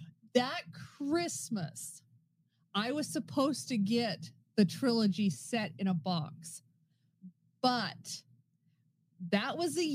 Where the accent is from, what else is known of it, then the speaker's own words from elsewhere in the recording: Battle Mountain, Nevada, United States; growing up in Battle Mountain.